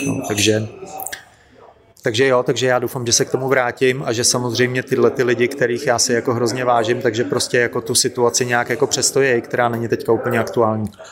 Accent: Plzeň, Plzeň Region, Czechia; now in Prague, Czech Republic; já jsem totiž původem z Plzně

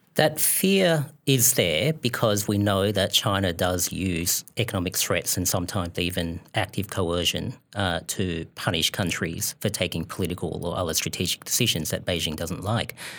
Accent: Australia; As an Australian who visits the United States reg-, regularly

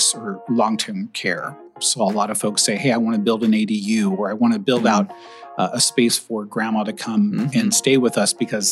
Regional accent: Indiana, United States; now in Portland, United States; I'm originally from Indiana. I still consider myself a Hoosier because I went to Indiana University.

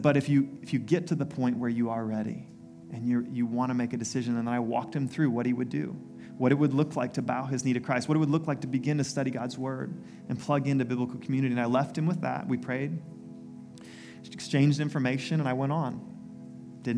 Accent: United States; my story growing up in the U.S.

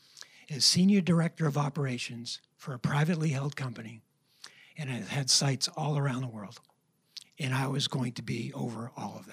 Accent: New Hampshire, United States; we're both from New Hampshire

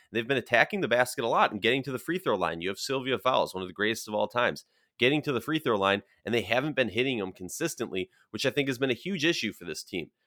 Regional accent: Minnesota, United States; born or raised there

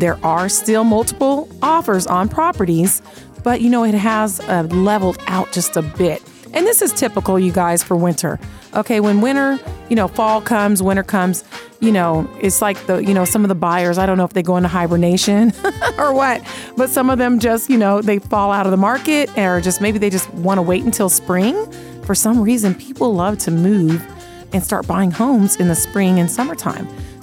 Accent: Seattle, Washington, United States; now in Las Vegas, United States; I'm originally from Seattle

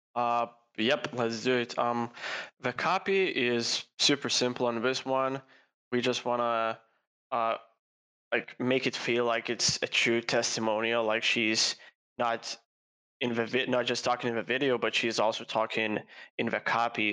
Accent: Lithuania; start an agency in my home country, Lithuania

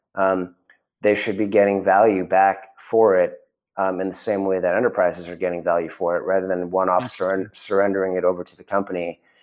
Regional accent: Chicago suburbs, Illinois, United States; moved away; also born or lived in Connecticut; I grew up in the Chicago suburbs

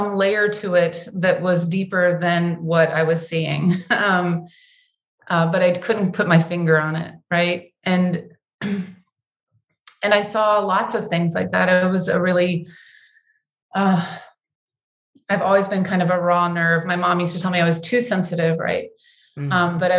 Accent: the South, United States; This is probably because I'm a Southerner, so the storytelling is part of my blood.

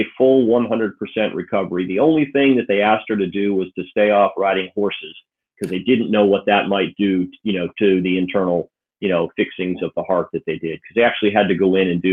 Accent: Clearwater, St. Pete, Tampa area, Florida, United States; moved away as an adult; also born or lived in Connecticut / Tallahassee / Atlanta; we kind of grew up from the time I was 7 until I went off to college in the Clearwater, St. Pete, Tampa area

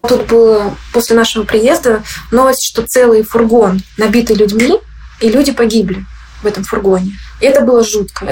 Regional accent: Chelyabinsk, Chelyabinsk Oblast, Russia; also born or lived in Moscow; now in United States; Я сама из Челябинска

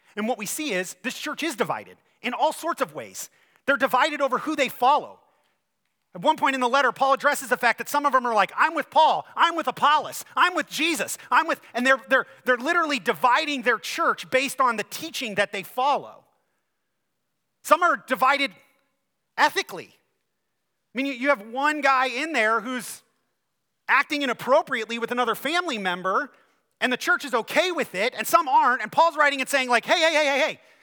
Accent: Ohio, United States; now in Michigan, United States; I'm from Ohio

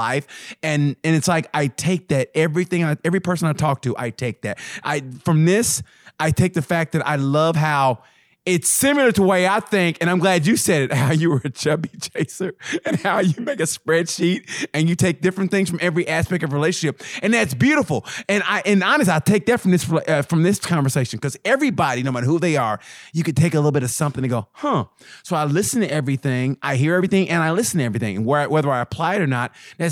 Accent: Oklahoma, United States; I grew up in Oklahoma in 70s, 80s

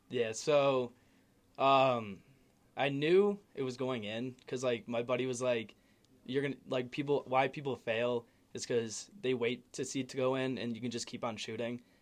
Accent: Naperville, Illinois, United States; I'm from Naperville, Illinois

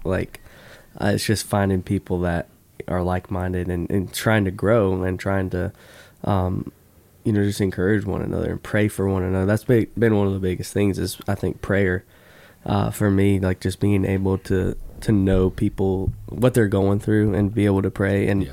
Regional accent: Florida, United States; I grew up in Florida

